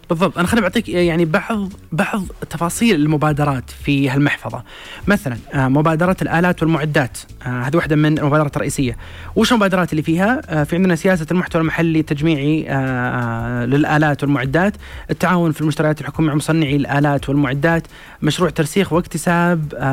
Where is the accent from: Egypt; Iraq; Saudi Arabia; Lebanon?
Saudi Arabia; لنا كسعوديين